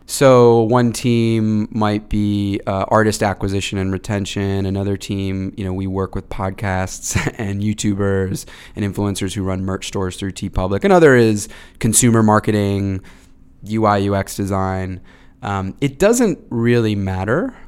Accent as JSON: {"language": "English", "town": "Dunstable", "region": "Massachusetts", "country": "United States", "tie": "born or raised there", "said": "I grew up in Massachusetts, um, in, uh, Dunstable, Massachusetts, like, northwest of Boston"}